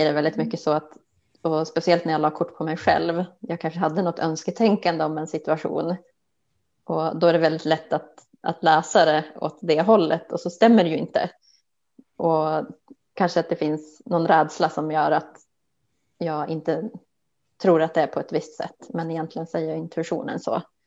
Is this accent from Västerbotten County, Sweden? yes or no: yes; outside Umeå, Västerbotten County, Sweden; moved away as an adult; also born or lived in Stockholm; jag är ju uppväxt eh, utanför Umeå